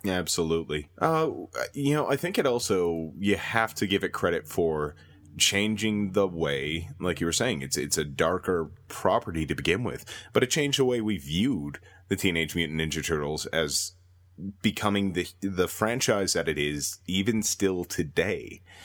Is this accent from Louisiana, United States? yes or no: no; Minnesota, United States; moved away as an adult; now in Calgary, Canada; born and raised in Minnesota, ended up moving up to Calgary a while ago